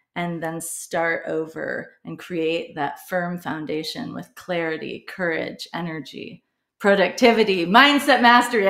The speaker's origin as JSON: {"language": "English", "region": "Midwest", "country": "United States", "tie": "born or raised there", "said": "I grew up in the Midwest"}